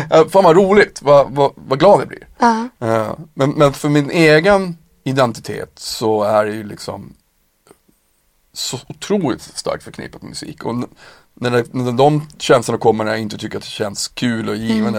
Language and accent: Swedish; Piteå, Norrbotten County, Sweden; jag kommer ju själv från en bruksort, alltså såhär Piteå